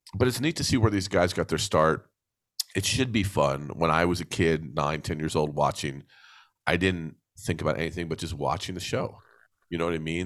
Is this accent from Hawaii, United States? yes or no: no; New Jersey, United States; I grew up on the East Coast of the United States in New Jersey